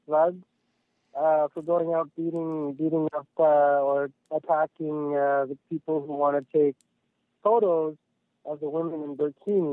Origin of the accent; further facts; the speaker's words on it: Lebanon; moved away; I come from Lebanon.